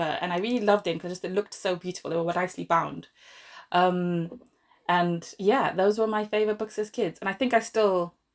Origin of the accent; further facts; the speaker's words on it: Zimbabwe; moved away as an adult; now in Milton Keynes, United Kingdom; I'm from Zimbabwe originally, born and grew up there.